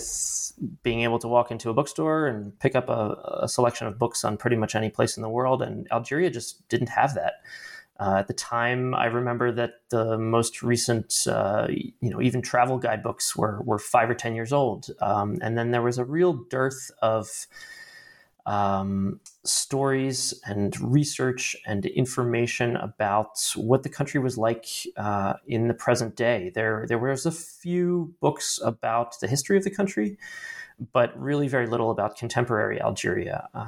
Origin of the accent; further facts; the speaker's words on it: Baltimore, Maryland, United States; I am originally from Baltimore, Maryland, and I grew up with a bit of a sort of intellectual curiosity about the outside world